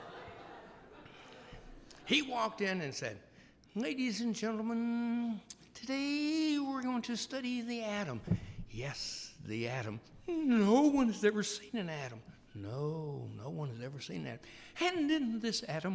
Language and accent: English; Memphis, Tennessee, United States; I was growing up in Memphis, Tennessee